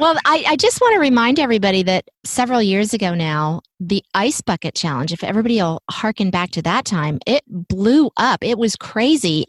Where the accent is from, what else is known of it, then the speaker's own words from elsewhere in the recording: Virginia, United States; Richmond, Virginia. That's this is my home state